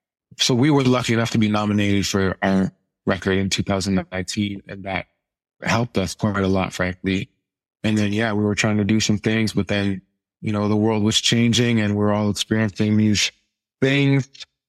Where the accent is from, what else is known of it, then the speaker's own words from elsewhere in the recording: Ottawa, Ontario, Canada; born there; also born or lived in Europe / Winnipeg, Canada; So I'm originally from, I was born in Ottawa, Ontario, which is the capital of Canada in the East. And I grew up in Europe in my formative years.